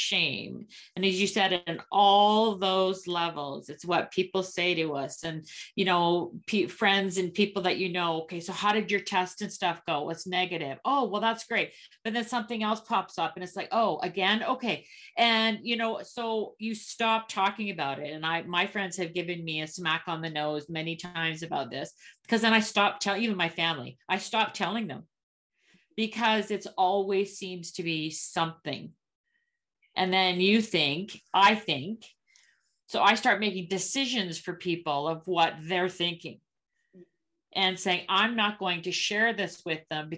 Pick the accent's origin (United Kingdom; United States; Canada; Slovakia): Canada; I'm a Canadian.